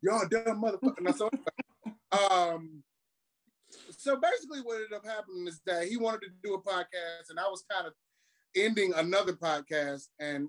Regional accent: Cleveland, Ohio, United States; also born or lived in Shaker Heights; now in Lakewood, United States; I am from Cleveland via Shaker Heights, currently living in Lakewood on the west side of Cleveland.

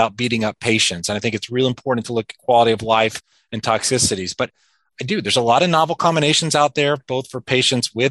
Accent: South Georgia, United States; moved away as an adult; also born or lived in New York City; now in Washington, D.C., United States; I grew up in South Georgia and, you know, well below the perimeter of Atlanta, which is an important distinction

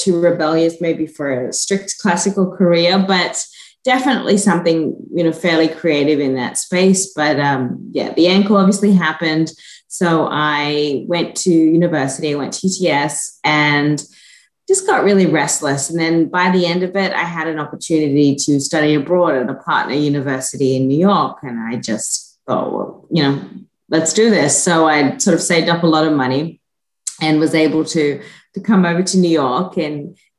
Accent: Gordonvale, Queensland, Australia; moved away as an adult; also born or lived in Hunter Valley, New South Wales / Sydney, Australia; now in South Carolina, United States; So, yeah, I was born in North Queensland. Both my parents are from a small town just outside of there. So most of my childhood was spent at a little place called Gordonvale, just outside of Cairns.

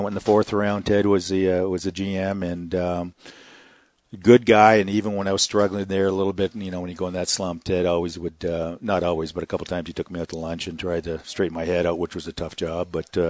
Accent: Northern Western Canada, Canada; moved away; Growing up in Western Canada, Northern Western Canada, I played baseball and hockey growing up.

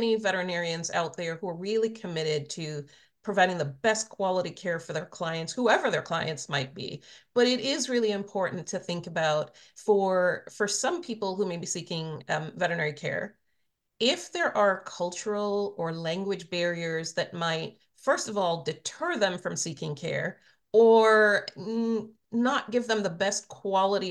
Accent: Trinidad & Tobago; now in United States; I was born in Trinidad. I grew up in the Caribbean.

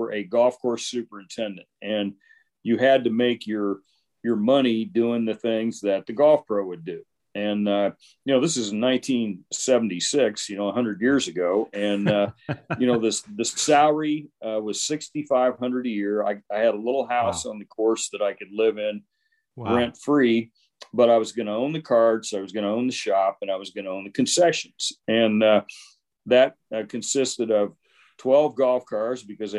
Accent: Logansport, Indiana, United States; in my hometown of Logansport, Indiana

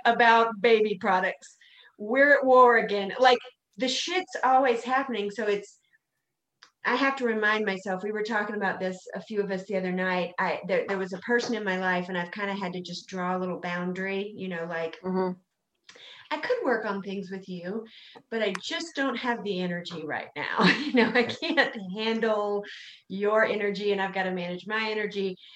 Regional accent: South Carolina, United States; I'm from South Carolina

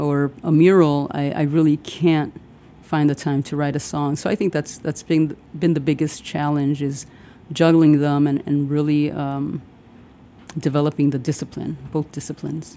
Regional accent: Chicago, Illinois, United States; born or raised there; also born or lived in Puerto Rico / Pilsen, Chicago / Humboldt Park, Chicago / Little Village, Chicago

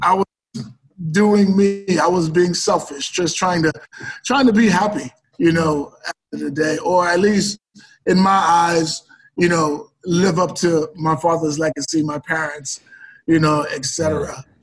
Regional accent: New York, United States; moved away as an adult; now in Oregon, United States; growing up in New York

